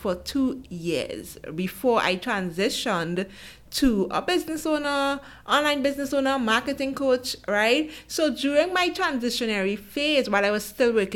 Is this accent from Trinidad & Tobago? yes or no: yes; Trinidad & Tobago; I'm from Trinidad and Tobago.